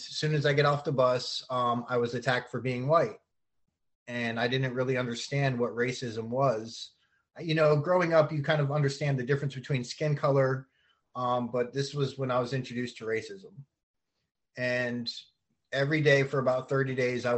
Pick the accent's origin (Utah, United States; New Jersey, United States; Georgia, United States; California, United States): New Jersey, United States; Keyport; also born or lived in Union Beach, New Jersey; I was born in New Jersey, and I come from a very big family there